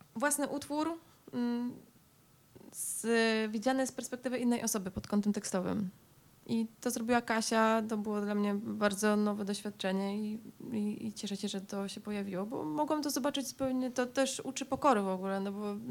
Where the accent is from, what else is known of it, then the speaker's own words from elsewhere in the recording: Silesian Voivodeship, Poland; oboje pochodzimy ze Śląska